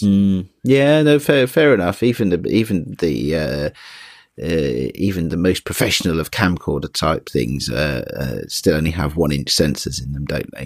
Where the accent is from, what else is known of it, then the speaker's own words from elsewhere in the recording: United Kingdom; being British as I am